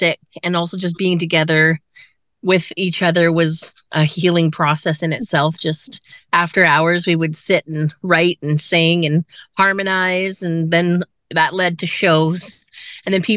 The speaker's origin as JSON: {"language": "English", "country": "Canada", "said": "we are The Heels from Canada"}